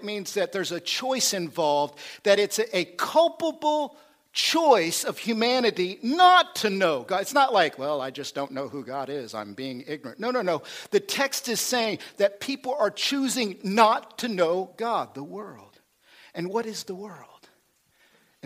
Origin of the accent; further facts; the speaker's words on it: Oklahoma, United States; I'm a hillbilly. I'm from Oklahoma